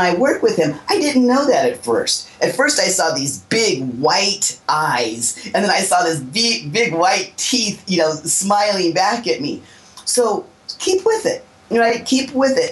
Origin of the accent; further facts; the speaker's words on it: Southern California, United States; I was born in 1961, but I was born here in Southern California